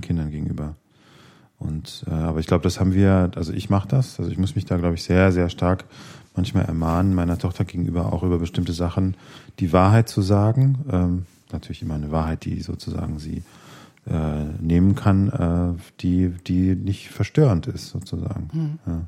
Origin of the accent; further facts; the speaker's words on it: Witzenhausen, Hesse, Germany; wo ich herkomme, in Witzenhausen